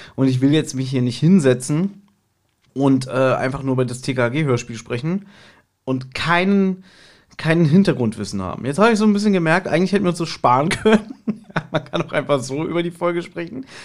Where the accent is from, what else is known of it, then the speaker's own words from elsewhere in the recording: Berlin, Germany; ich als Berliner, der auch hier äh, geboren ist